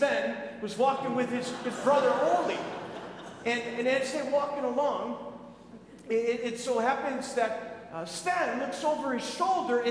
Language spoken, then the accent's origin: English; Minnesota, United States; moved away; I grew up in Minnesota